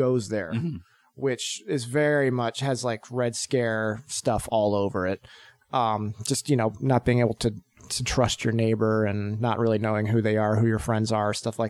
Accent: Texas, United States; also born or lived in New Jersey / St. Louis; I'm from Texas, New Jersey, St. Louis.

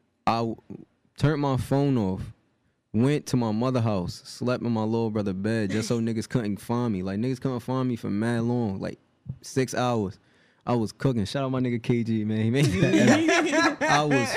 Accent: Jersey City, New Jersey, United States; I'm from Jersey City.

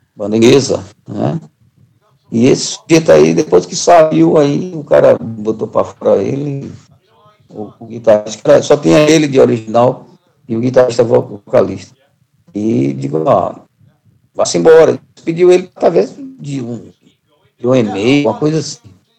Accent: Brazil; nós, como brasileiros

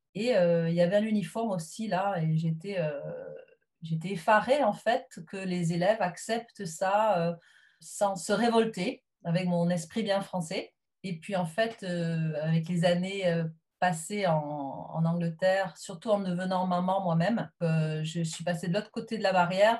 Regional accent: south-west France, France; moved away as an adult; now in England, United Kingdom; je suis originaire du sud-ouest de la France.

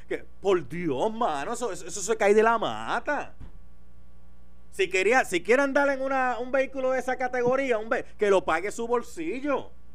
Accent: Puerto Rico; somos bien puertorriqueños, somos bien puertorriqueños

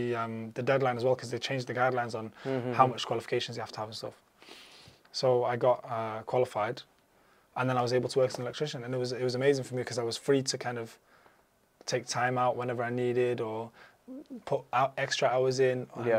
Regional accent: Libya; born there; I had a unique opportunity because I'm of Arab descent. I was born in Libya. My dad's from Libya.

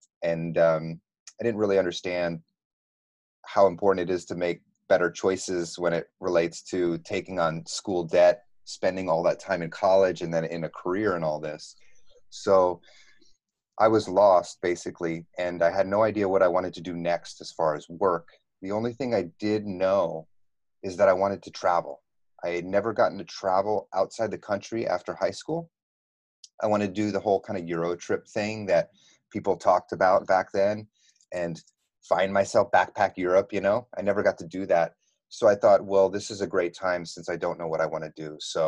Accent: East Coast, United States; also born or lived in Texas; I grew up in the States, all over the East Coast, and then I went to high school and college in Texas

